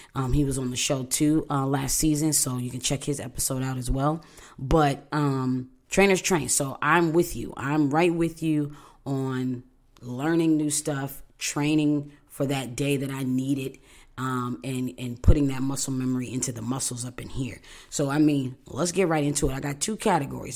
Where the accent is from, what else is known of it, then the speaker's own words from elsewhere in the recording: Buffalo, New York, United States; moved away; I'm from Buffalo, New York